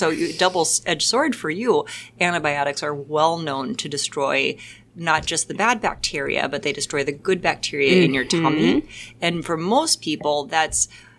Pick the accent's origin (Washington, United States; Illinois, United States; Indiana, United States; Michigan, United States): Washington, United States; now in Green Bay, United States; I live in Green Bay, Wisconsin, and I am from Washington State.